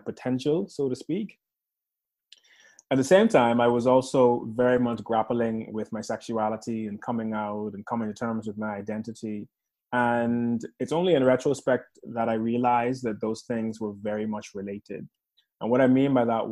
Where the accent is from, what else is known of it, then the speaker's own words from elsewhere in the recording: Bahamas; moved away as an adult; also born or lived in Chicago, United States; now in United Kingdom; I was born in the Bahamas, mm-hmm. Born and raised there